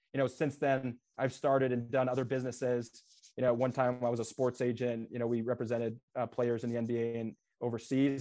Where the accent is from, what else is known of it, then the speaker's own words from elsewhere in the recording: Des Moines, Iowa, United States; I grew up in Des Moines, Iowa, so very blue collar, Midwest.